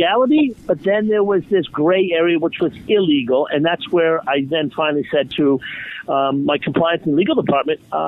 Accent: Boston, Massachusetts, United States; moved away as an adult; also born or lived in Switzerland; where I grew up in Boston, Massachusetts, as a banker at State Street Bank

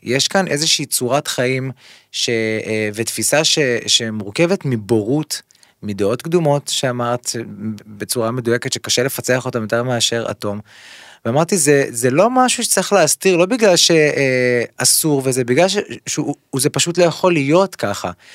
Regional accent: Kfar Saba, Central District, Israel; also born or lived in Ramat Gan; אנחנו באים מכפר סבא, גדלתי בכפר סבא

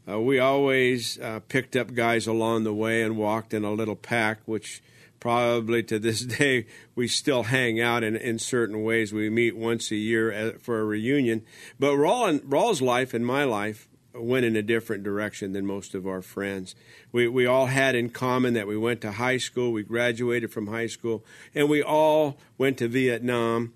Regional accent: Los Angeles, California, United States; also born or lived in Baldwin Park, California; I was born in East Los Angeles

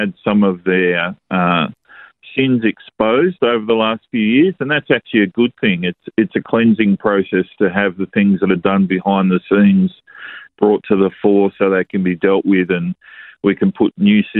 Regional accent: Australia; growing up as young men in Australia

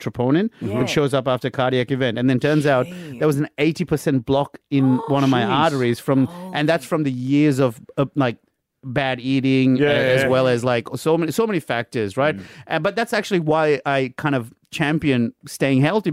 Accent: Sri Lanka; moved away; also born or lived in India; growing up in Sri Lanka in the 90s

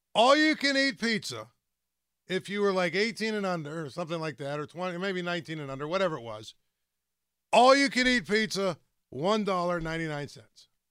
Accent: Greensburg, Pennsylvania, United States; I grew up out in West Moreland County. In Greensburg

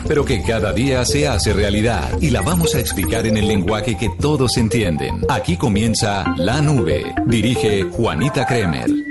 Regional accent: Colombia; en nuestro país

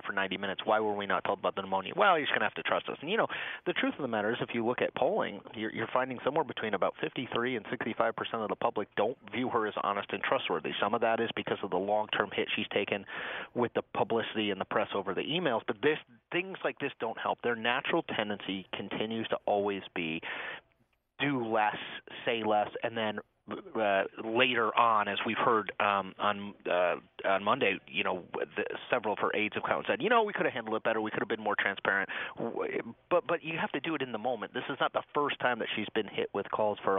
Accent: Connecticut, United States; moved away; I grew up in Connecticut

